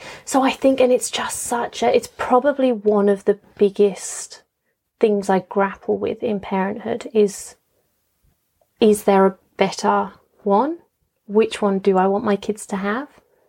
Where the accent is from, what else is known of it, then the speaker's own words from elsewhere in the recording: Dubai, United Arab Emirates; I was brought up in Dubai, but I wouldn't consider Dubai my home. My parents weren't from there. My family wasn't there.